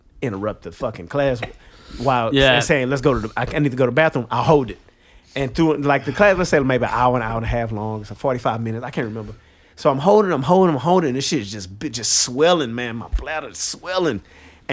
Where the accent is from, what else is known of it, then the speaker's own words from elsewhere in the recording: Houston, Texas, United States; moved away as an adult; now in New York City, United States; born and raised in Houston, Texas